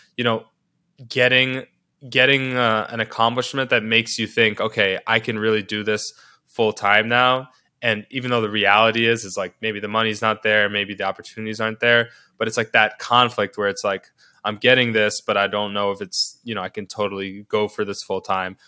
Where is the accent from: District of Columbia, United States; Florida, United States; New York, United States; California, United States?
New York, United States; New York City; I can't speak to growing up anywhere else 'cause this is where I grew up